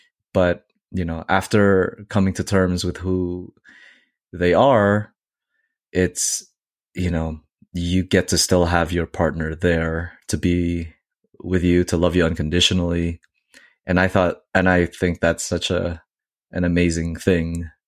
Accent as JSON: {"language": "English", "region": "Northeast", "country": "United States", "said": "I came from the Northeast, and I feel like you would never run into a coyote in New York."}